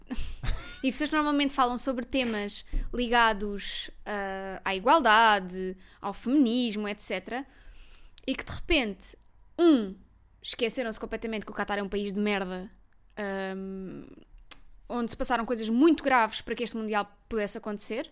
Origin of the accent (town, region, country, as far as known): Portugal